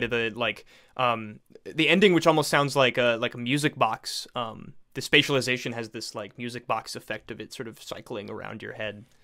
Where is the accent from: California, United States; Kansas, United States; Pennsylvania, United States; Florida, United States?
Florida, United States; Tampa; born and raised in Tampa Bay, Florida, like myself